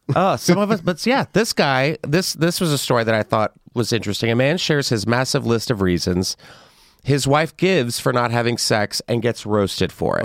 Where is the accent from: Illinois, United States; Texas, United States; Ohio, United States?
Texas, United States; I am from Texas